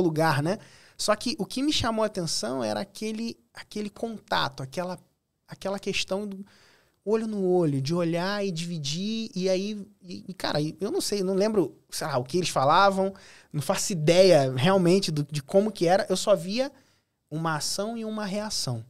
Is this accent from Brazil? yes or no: yes; Cabo Frio, Rio de Janeiro, Brazil; Sou de Cabo Frio, Rio de Janeiro. Nascido e criado lá, hoje escolhi permanecer